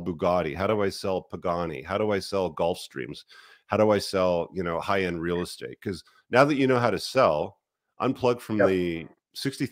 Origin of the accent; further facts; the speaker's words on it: Canada; as a Canadian citizen